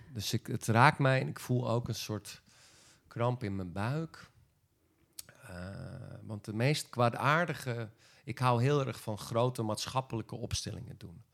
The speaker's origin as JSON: {"language": "Dutch", "region": "Friesland", "country": "Netherlands", "said": "als Friese jongen"}